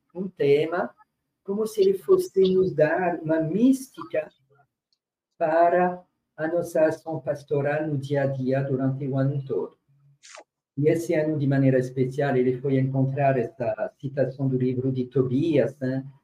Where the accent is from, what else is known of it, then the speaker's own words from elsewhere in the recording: France; moved away as an adult; also born or lived in Burkina Faso; now in Brazil; Eu nasci na, na França, uma infância bastante privilegiada no meio rural